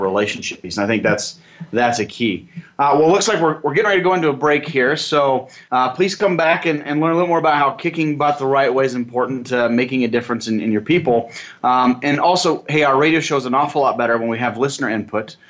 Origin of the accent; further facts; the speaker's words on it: Nebraska, United States; I'm from Nebraska